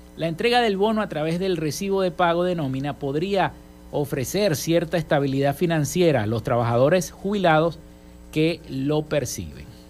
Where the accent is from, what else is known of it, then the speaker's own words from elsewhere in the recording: Venezuela; nuestro país, en nuestro estado, en nuestra entidad. Venezuela